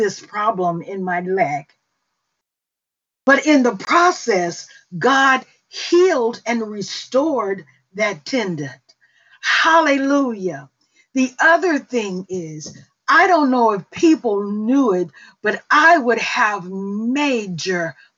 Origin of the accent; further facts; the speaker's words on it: Mississippi, United States; accent: Mississippi; moved away; English is my second language. Mississippi is my first.